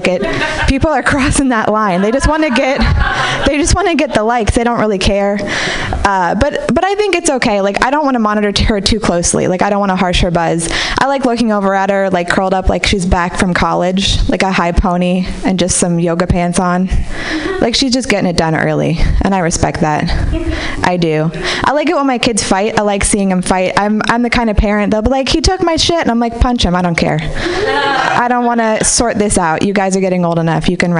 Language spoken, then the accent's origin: English; Marin City, California, United States; I grew up in Marin City, and I feel like I'm the only person who celebrated Kwanzaa every year here, right?